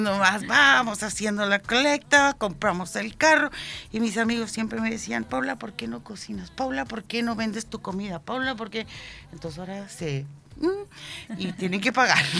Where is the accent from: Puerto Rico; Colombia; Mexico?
Mexico; Lázaro Cárdenas, Michoacán; now in Chile; somos de Michoacán, de México, de Ciudad Lázaro Cárdenas, puntualmente.